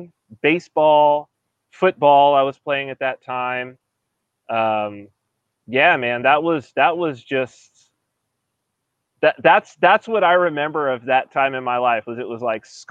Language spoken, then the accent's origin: English; San Bernardino, California, United States; I'm from San Bernardino, California, which is like desert.